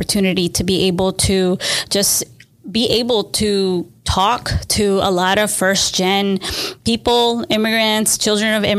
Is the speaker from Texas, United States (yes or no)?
yes; Austin, Texas, United States; I was born in Austin, Texas, or native Austinite